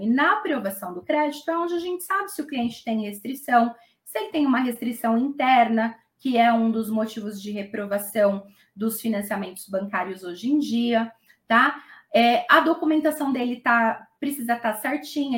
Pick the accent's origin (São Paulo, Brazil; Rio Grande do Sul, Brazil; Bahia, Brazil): São Paulo, Brazil; Mauá; Aqui no, no ABC, eu sou de Mauá